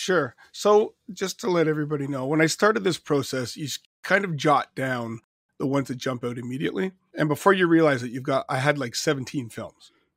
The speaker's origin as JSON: {"language": "English", "country": "Canada", "said": "being Canadian"}